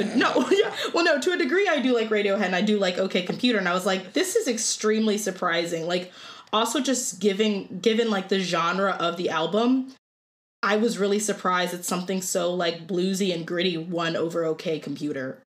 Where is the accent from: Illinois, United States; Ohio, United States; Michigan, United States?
Ohio, United States; Cleveland; moved away as an adult; now in Oswego, United States; I'm from Cleveland, Ohio. I somehow ended up in Oswego, New York, of all places